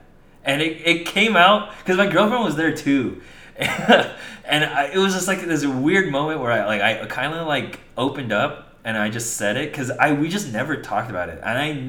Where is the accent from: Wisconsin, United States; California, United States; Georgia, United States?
California, United States; born or raised there